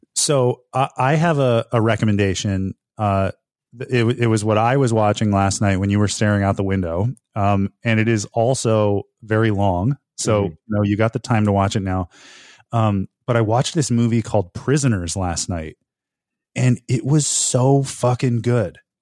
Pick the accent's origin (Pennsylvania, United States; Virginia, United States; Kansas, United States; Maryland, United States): Pennsylvania, United States; northeastern; moved away; it takes place in northeastern Pennsylvania and the area code is the same for my hometown.